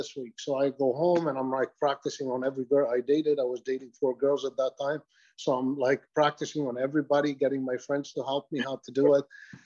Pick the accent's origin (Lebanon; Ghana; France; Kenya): Lebanon; Beirut, Beirut Governorate; I'm Lebanese, actually. So I was born in Lebanon, in Beirut.